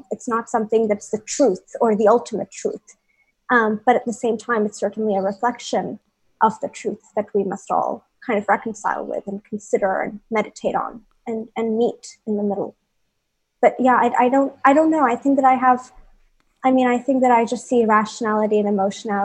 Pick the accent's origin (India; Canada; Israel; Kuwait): India; Bhopal, Madhya Pradesh; moved away as an adult; also born or lived in New York; growing up in Bhopal and what it meant to grow up in a small town like Bhopal